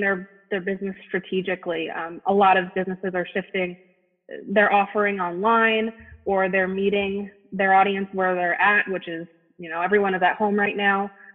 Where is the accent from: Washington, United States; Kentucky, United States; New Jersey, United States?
New Jersey, United States; moved away as an adult; now in Philadelphia area, United States; I'm from the New York City area originally